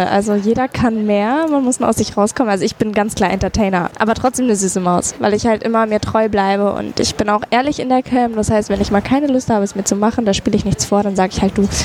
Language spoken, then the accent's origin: German; North Germany, Germany; Nordlicht? Ich komme aus dem Norden, genau.